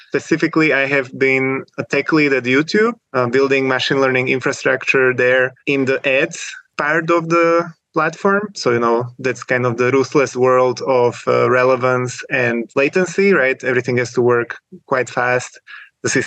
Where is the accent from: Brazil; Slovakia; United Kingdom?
Slovakia; moved away as an adult; now in Switzerland; I'm originally from Slovakia, typical Eastern European technical background, you know, coding competitions since high school.